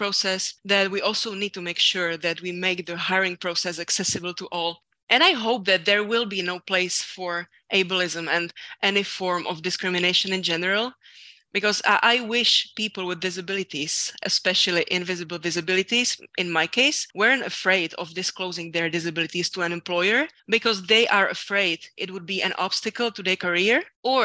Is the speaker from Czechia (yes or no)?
yes; Czechia; also born or lived in France; my whole life in my home country